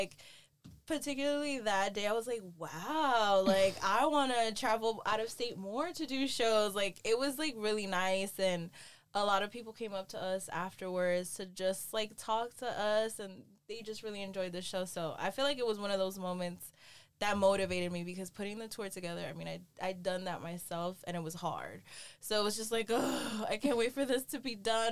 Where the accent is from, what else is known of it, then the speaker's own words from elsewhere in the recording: New York City, New York, United States; now in Miami, United States; I'm from the Bronx, New York, currently based in Miami, Florida